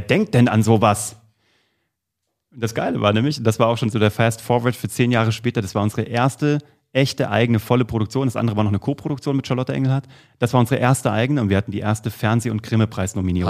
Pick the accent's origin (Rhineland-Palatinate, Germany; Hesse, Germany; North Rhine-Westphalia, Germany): Hesse, Germany; Kassel; ich komme aus Kassel und ähm, habe früh mit der Zauberei begonnen. Mit acht Jahren war ich in einer äh, Kinder- und Jugendzauberschule der Stadt Kassel